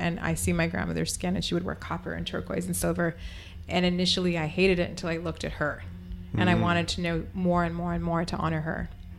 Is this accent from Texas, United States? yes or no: yes; El Paso, Texas, United States; moved away as an adult; I feel like growing up in El Paso